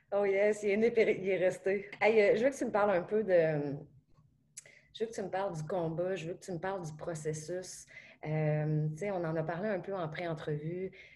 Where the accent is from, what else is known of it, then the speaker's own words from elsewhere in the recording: Beauce, Quebec, Canada; je suis une photographe, que je viens de la Beauce